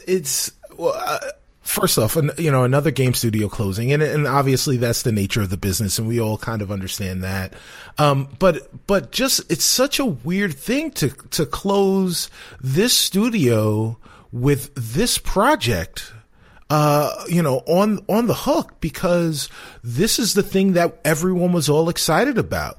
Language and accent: English; New York City, New York, United States; moved away as an adult; now in Chicago, United States; I am from the South Bronx, nine blocks from the stadium.